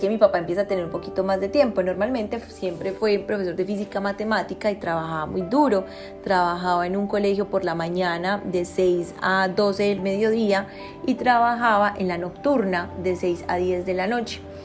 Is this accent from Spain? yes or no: no; Copacabana, Antioquia, Colombia; me crié en Copacabana